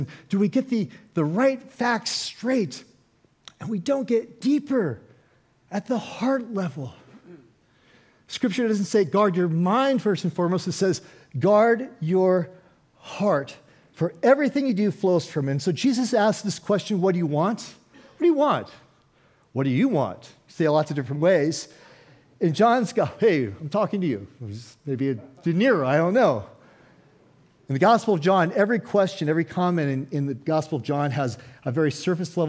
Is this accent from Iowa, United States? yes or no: no; Oakland, California, United States; I'm from Oakland, California